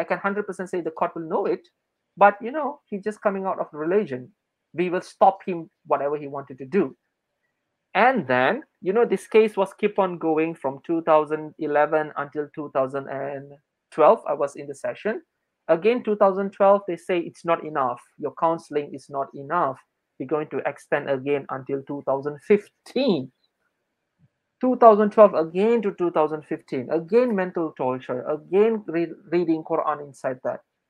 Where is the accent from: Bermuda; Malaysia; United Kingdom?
Malaysia; Selangor; moved away as an adult; I'm from Selangor